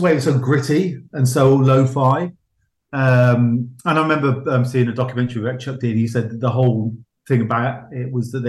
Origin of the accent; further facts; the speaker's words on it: Gloucester, South West England, United Kingdom; moved away; I'm originally from Gloucester.